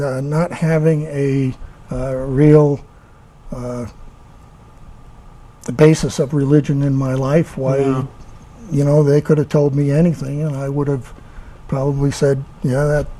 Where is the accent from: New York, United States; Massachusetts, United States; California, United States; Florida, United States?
New York, United States; New York City; moved away as an adult; now in Utah, United States; I was born back east in Queens Long Island, New York.